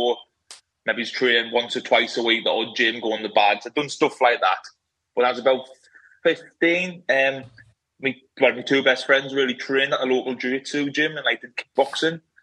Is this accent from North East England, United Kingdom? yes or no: yes; Sunderland, North East England, United Kingdom; So I'm from Sunderland, in the northeast of England. I'm from like a small, but it used to be classed as a village, Castletown it was called.